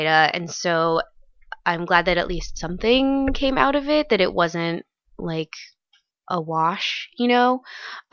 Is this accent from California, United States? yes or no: yes; San Marcos, California, United States; I grew up in San Diego where everyone is related to someone in the military.